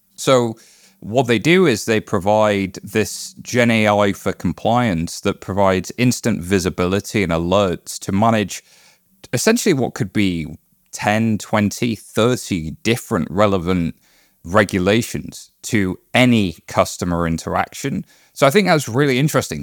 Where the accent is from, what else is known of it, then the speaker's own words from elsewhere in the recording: United Kingdom; I'm British